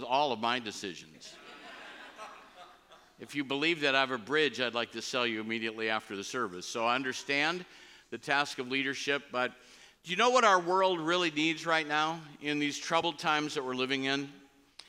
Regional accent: United States; As a Christian, as an American

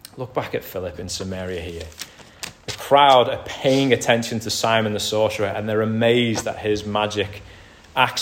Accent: United Kingdom; we're British

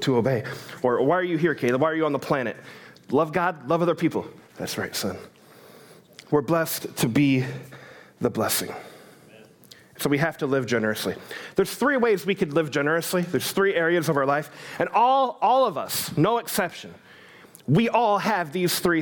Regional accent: United States; I'm an American

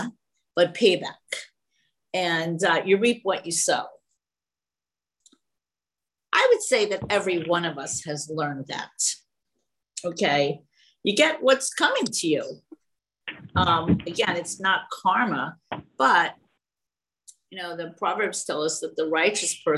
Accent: New York City, New York, United States; now in California, United States; before I moved to California in 1976, I never saw anything grow on a tree. I was from the Bronx

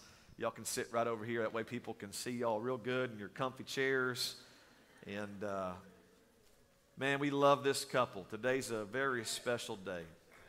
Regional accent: East Texas, United States; I grew up in East Texas. I still don't know where it's at. It's in the middle of nowhere. They say you blink, you'll miss it.

